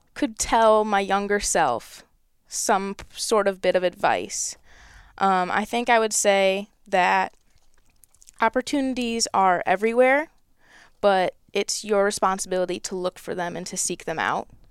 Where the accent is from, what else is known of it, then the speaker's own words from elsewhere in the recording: Michigan, United States; my home state